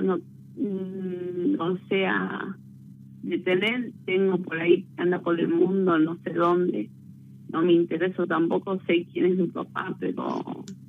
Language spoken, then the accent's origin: Spanish; Argentina; soy de Santa Capital.